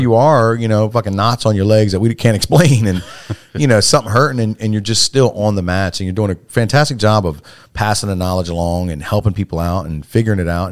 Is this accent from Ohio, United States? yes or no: no; Salisbury, Maryland, United States; born and raised in Salisbury all my life.